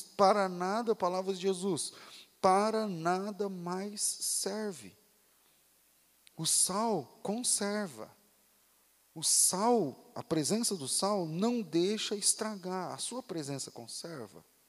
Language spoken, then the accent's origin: Portuguese; Mato Grosso, Brazil; lá no Mato Grosso, na cidade onde eu, onde eu nasci e fui criado